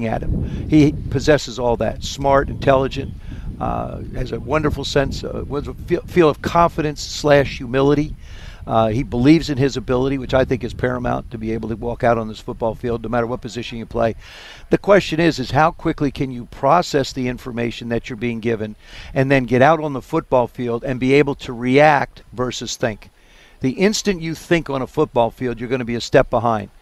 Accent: South River, New Jersey, United States; I grew up in South River

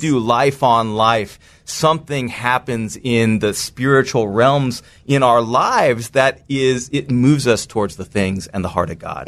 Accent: just outside of San Francisco, California, United States; I grew up in the United States, just outside of San Francisco, California

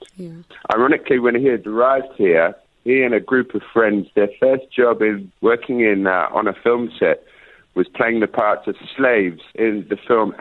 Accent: London, United Kingdom; I grew up here in London with a Trinidadian father, Irish mother.

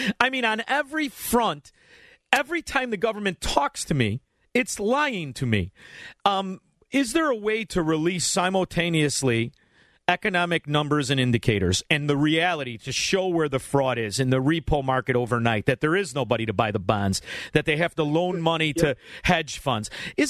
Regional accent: Illinois, United States; we're from Illinois, brother.

